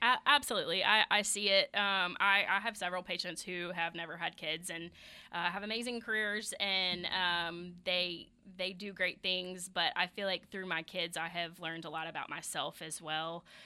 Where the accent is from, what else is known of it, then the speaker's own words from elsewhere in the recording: the South, United States; I say Kegel 'cause I'm from the South.